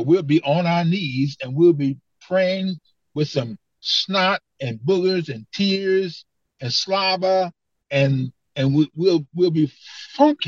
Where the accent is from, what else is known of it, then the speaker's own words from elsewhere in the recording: Detroit, Michigan, United States; I grew up in Detroit